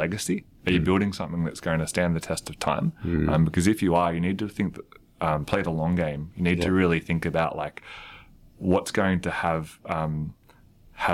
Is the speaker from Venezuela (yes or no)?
no; Australia; as an Australian